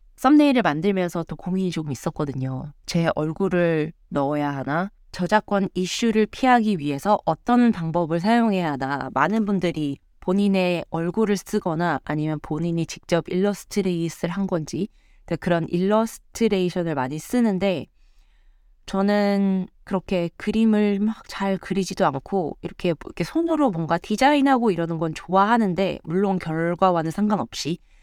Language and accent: Korean; South Korea; moved away as an adult; now in United States; 저는 정말 찐 한국인이고 한국에서 모든 고등 교육 과정을 다 겪었고 다 커서 미국으로 온 사례라